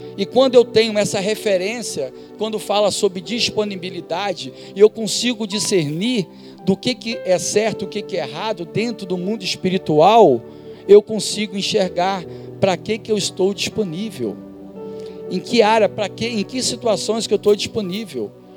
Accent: Duque de Caxias, Rio de Janeiro, Brazil; da minha infância eu estudava em Duque de Caxias, em Duque de Caxias, no Rio de Janeiro

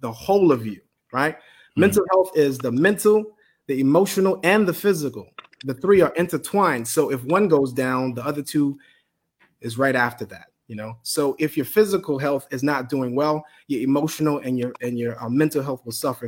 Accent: Bahamas; moved away; also born or lived in Miami / Tallahassee; sitting in the church from growing up in the Bahamas, coming to Miami and Tallahassee.

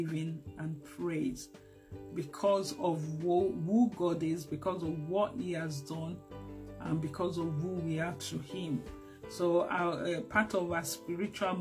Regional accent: Lagos, Nigeria; also born or lived in Abeokuta; I grew up in Lagos, but I also grew up to understand my culture, which is Yoruba

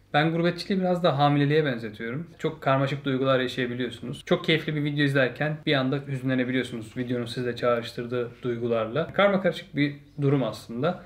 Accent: Ankara, Turkey; moved away as an adult; now in Netherlands; ben işte Ankaralıyım.

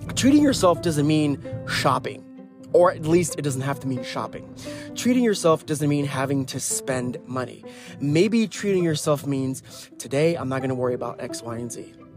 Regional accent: Ohio, United States; I'm from Ohio

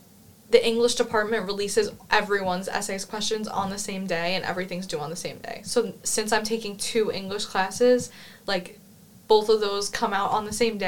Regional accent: New York, United States; moved away as an adult; now in Cork, Ireland; I'm from New York studying here

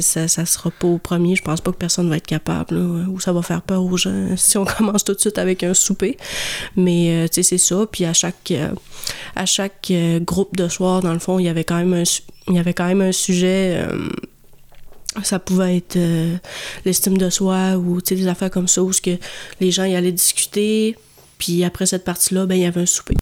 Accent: Jonquière, Quebec, Canada; je viens de Jonquière.

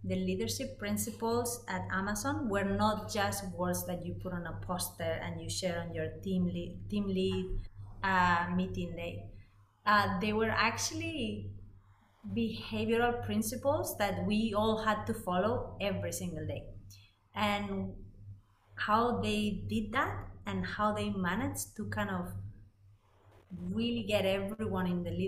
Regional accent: Madrid, Community of Madrid, Spain; English is a second language; moved away as an adult; also born or lived in Netherlands; I'm originally from Spain, from Madrid, and I lived 20 years there.

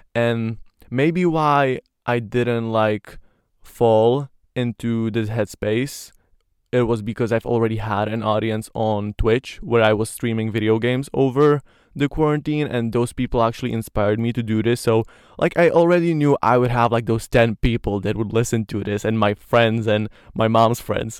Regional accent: Slovakia; first language Slovak; English is a second language; I love Slovak because it's, you know, my mother language

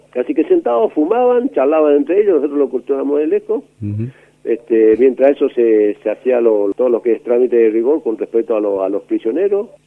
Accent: Ituzaingó, Corrientes, Argentina; Yo nací en Ituzaingó, provincia de Corrientes.

